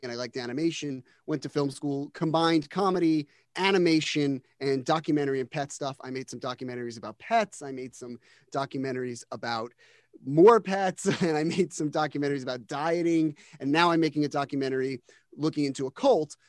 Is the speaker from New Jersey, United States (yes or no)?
yes; New Jersey, United States; I'm from New Jersey. Um, I grew up in the shadow of the New York stand-up scene